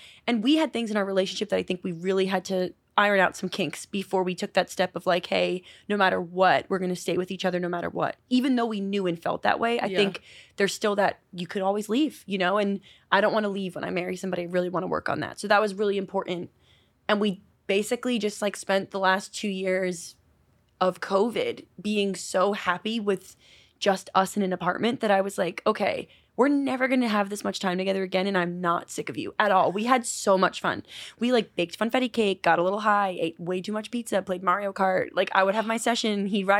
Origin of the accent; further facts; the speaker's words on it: New York, United States; now in Los Angeles, United States; Thanks for having me. I am from New York. I live in LA now